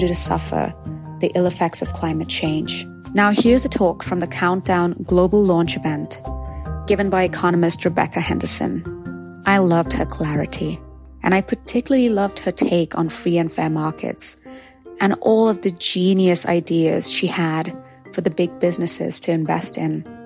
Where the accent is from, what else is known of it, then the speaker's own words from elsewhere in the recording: Mumbai, Maharashtra, India; moved away as an adult; now in Los Angeles, United States; my hometown, my home country, Mumbai, India, as well as my adopted home, my second home, Los Angeles, California